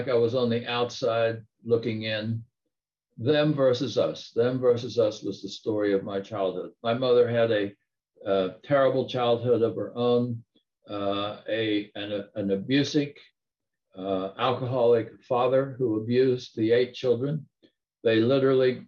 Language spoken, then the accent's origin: English; Appalachian Mountains, United States; moved away; I grew up in the Appalachian Mountains coal mining country, backcountry in the US.